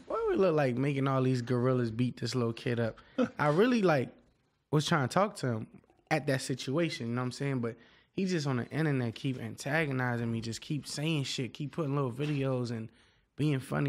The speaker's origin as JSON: {"language": "English", "town": "Miami", "region": "Florida", "country": "United States", "said": "I'm from Dade County"}